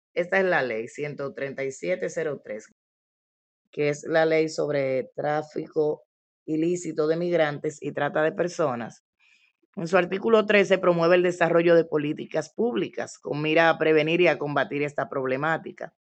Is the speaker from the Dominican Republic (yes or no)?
yes; Dominican Republic; en nuestro país